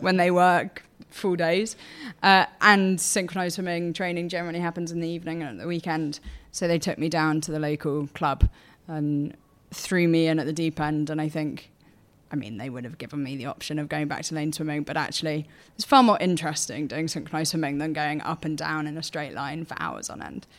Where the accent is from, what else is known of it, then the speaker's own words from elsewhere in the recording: Portsmouth, South East England, United Kingdom; I grew up in Portsmouth